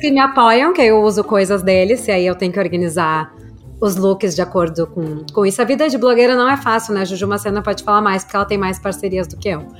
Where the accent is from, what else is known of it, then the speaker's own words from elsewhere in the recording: Brazil; also born or lived in Porto Alegre; sou do Brasil